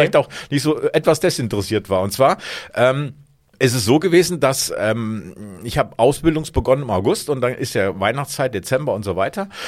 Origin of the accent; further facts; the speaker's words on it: Hesse, Germany; ich komme aus Hessen